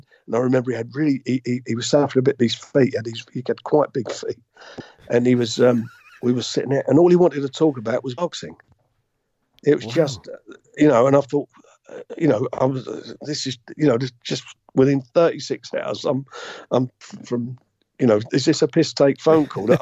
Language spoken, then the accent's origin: English; London, United Kingdom; I come from Islington. I lived in a council block of flats, Priory Green Estate, just off of Pentonville Road. That's where I grew up